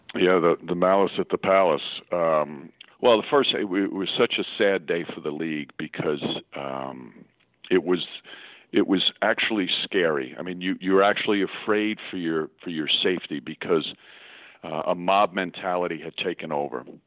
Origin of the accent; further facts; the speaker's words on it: Yonkers, New York, United States; I was a kid growing up in Yonkers, New York